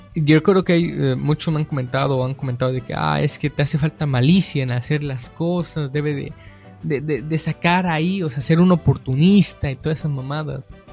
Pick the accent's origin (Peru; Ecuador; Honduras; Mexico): Mexico; yo como mexicano